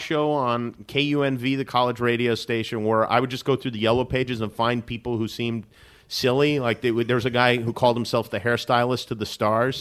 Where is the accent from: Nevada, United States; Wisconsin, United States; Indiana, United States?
Nevada, United States; Las Vegas; moved away as an adult; also born or lived in Brooklyn, New York; now in Los Angeles, United States; My family's from Brooklyn originally. When, uh, when I was nine, we moved to Las Vegas